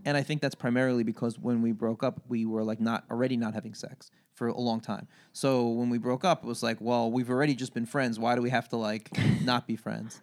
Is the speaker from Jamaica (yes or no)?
no; Long Beach, New York, United States; I grew up in Long Beach, Long Island